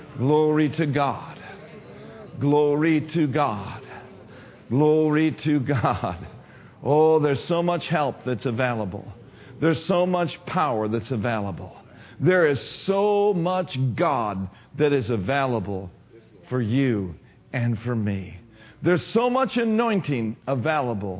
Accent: Minneapolis, Minnesota, United States; I grew up in Minneapolis, Twin City area

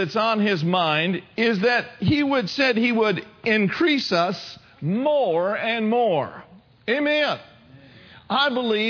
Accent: Minneapolis, Minnesota, United States; I was born and raised in Minneapolis, Minnesota

